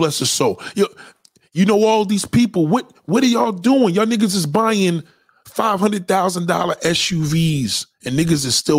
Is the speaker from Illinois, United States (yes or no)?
no; Newark, New Jersey, United States; now in Somerset, United States; I've been all over Jersey for 35 years. Me too. Ben, I moved to Somerset by Rutgers. Born and raised in Newark.